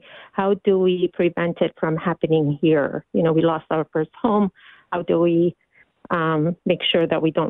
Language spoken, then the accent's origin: English; Iraq; now in Virginia, United States; I grew up in Iraq, and, you know, we were persecuted by the Muslims, and we moved to the United States years ago